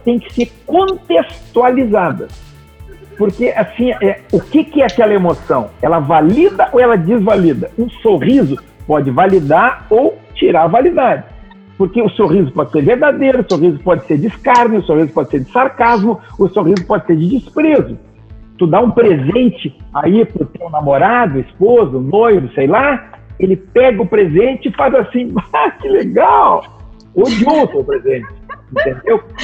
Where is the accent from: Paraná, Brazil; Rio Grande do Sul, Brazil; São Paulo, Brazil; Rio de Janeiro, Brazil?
Rio Grande do Sul, Brazil; Gaúcho; moved away as an adult; also born or lived in Porto Alegre; now in Santa Catarina, Brazil; hoje eu moro aqui em Santa Catarina, numa praia do lado de Floripa. Eu sou gaúcho. Quando eu morava lá em Porto Alegre